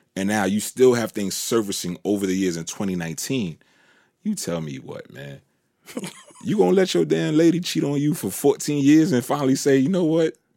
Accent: New York, United States; I'm from New York

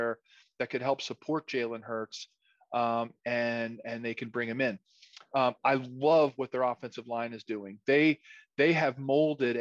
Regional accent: Philadelphia, Pennsylvania, United States; I grew up in Philadelphia, live in Philadelphia.

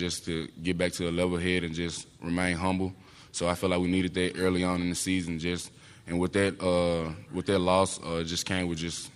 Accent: Mississippi, United States; moved away; I'm from Mississippi

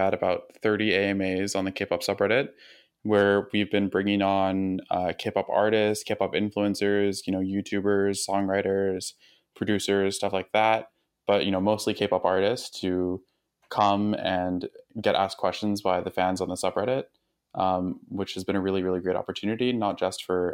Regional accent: United States; moved away as an adult; now in Oxford, United Kingdom; I am American. There's no like secret accent you're not missing

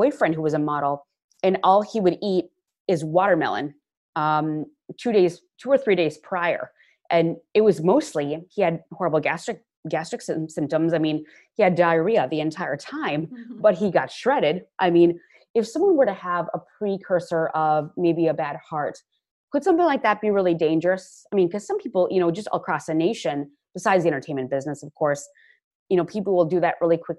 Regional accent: Midwest, United States; moved away; I'm originally from the Midwest

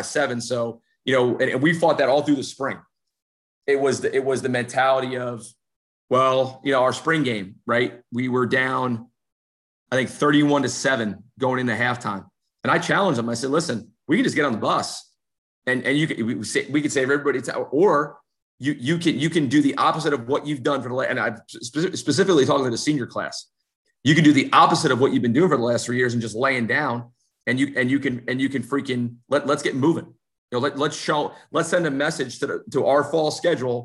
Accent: New Jersey, United States; moved away; I'm from New Jersey.

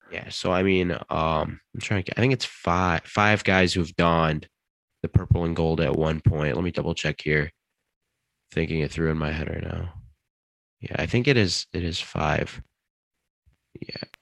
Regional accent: Detroit, Michigan, United States; now in East Lansing, United States; I'm from the Metro Detroit area. I'm currently in East Lansing

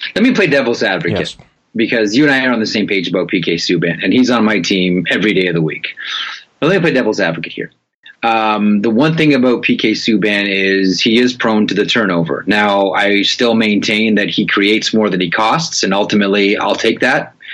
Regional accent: Canada; we, um, as as Canadian hockey fans

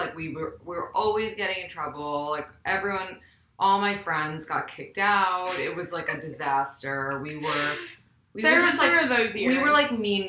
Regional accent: New York City, New York, United States; I'm from New York City, like yourself. and also went to Spence. We have that in common. And I'm 29.

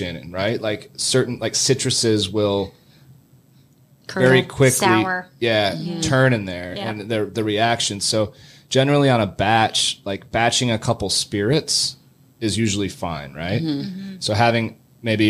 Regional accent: Midwest, United States; moved away; I'm from the Midwest originally

